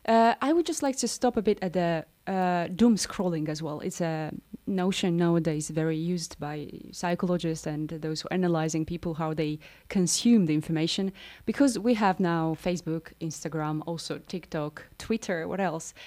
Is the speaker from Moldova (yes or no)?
yes; Moldova; I'm from Moldova